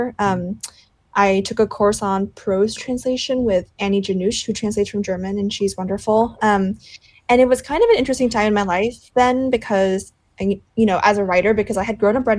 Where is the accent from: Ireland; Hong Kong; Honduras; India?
Hong Kong; moved away; I grew up in Hong Kong